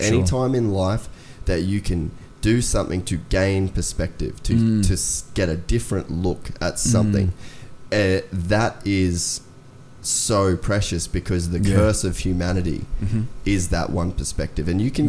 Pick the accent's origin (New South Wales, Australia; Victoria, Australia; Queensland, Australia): Queensland, Australia; Cairns; I grew up in Cairns.